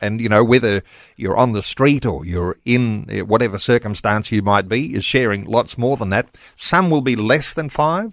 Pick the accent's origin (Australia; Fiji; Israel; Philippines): Australia; here we are in Australia